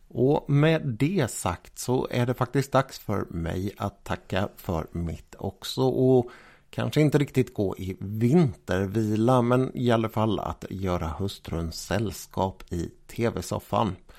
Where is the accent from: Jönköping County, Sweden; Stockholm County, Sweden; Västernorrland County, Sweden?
Jönköping County, Sweden; Jönköping; min hemstad, Jönköping